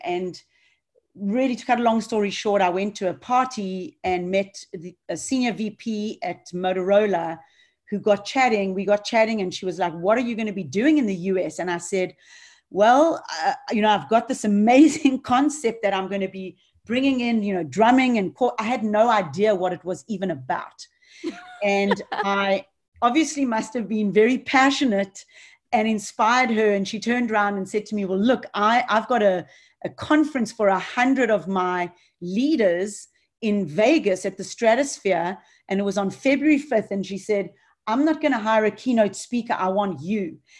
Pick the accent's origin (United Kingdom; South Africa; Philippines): South Africa; Johannesburg, Gauteng; moved away; growing up in Johannesburg